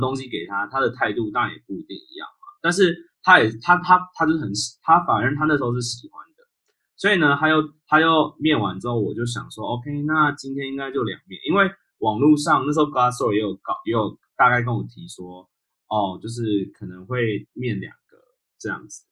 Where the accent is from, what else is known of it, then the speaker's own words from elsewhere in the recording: Taiwan; now in United States; 我是一个台湾人